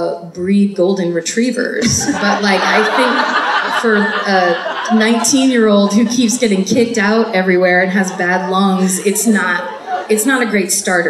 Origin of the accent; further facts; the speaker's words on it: North Bay, California, United States; now in Los Angeles, United States; I know it because it's about a half an hour away from my hometown, and it's basically the part of the North Bay that is one big marsh.